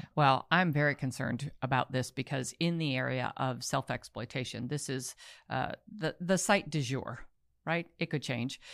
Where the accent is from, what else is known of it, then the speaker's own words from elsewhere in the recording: Baltimore, Maryland, United States; I'm from Baltimore